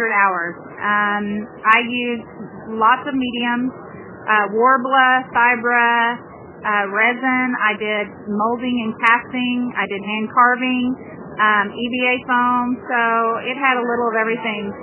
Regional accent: Arkansas, United States; with …, and I am from Arkansas

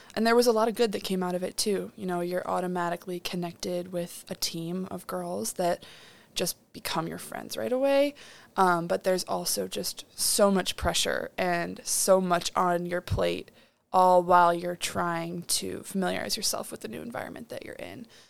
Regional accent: Chicago, Illinois, United States; moved away as an adult; I'm from Chicago, Illinois, so I'm thirteen hours away from home

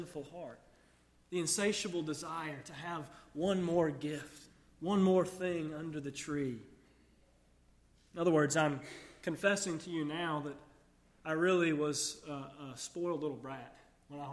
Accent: United States; so many children growing up in America, I grew up with a little bit of a skewed view of Christmas

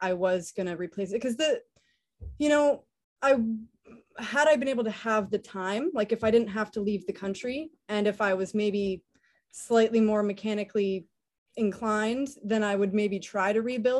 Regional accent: Canada; moved away as an adult; now in Stuart, United States; me being a Canadian

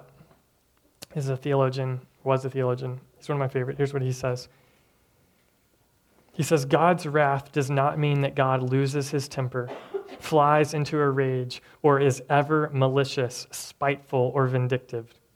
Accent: Tennessee, United States; moved away; I'm from Tennessee, and the church that I grew up

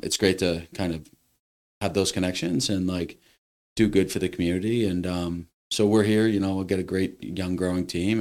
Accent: Westford, Massachusetts, United States; also born or lived in Lowell, Massachusetts / Boston, Massachusetts; now in Littleton, United States; I was born in Lowell. I was raised in Westford

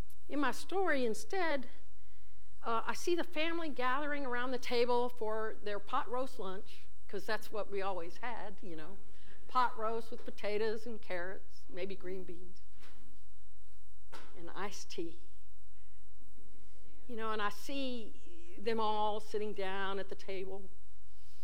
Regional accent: El Campo, Texas, United States; also born or lived in College Station, Texas / Dallas, Texas; my home church growing up in First United Methodist Church in El Campo, Texas

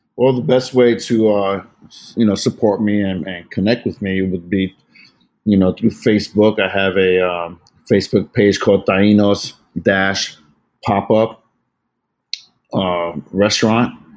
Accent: New York City, New York, United States; moved away as an adult; also born or lived in San Diego / Virginia / Seattle; born and raised in the Bronx, to amazing Puerto Rican parents

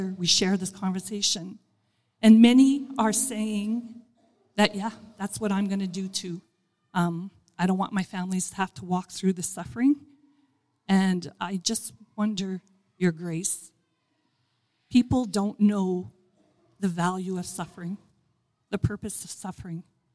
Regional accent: Northern Alberta, Canada; I'm from Northern Alberta

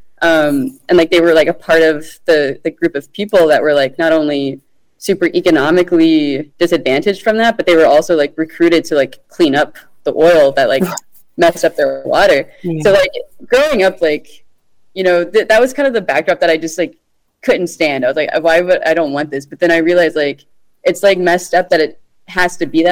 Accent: Orange, Texas, United States; also born or lived in Port Arthur, Texas; now in New Orleans, United States; I grew up in a place called Orange, Texas. I was born in Port Arthur, which isn't that far away

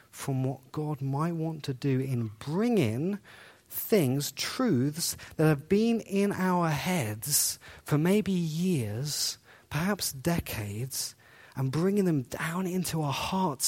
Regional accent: England, United Kingdom; So, I grew up in England.

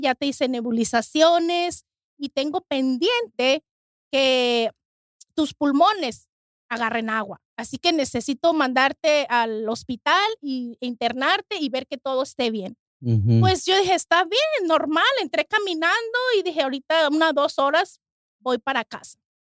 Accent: Mexico; now in United States; soy de México y yo en México nunca ah, tuve asma

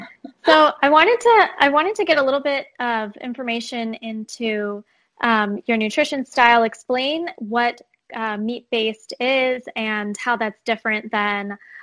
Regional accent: Chicago, Illinois, United States; I'm from Chicago, live in Chicago with my husband and my fur baby.

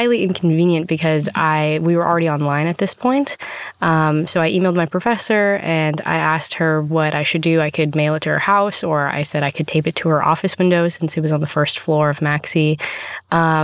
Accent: Mill Creek, Washington, United States; I am from Mill Creek, Washington

